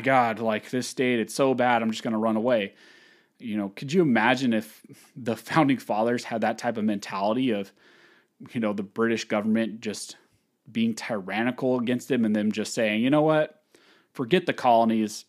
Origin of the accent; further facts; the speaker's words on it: California, United States; I was born and raised in California.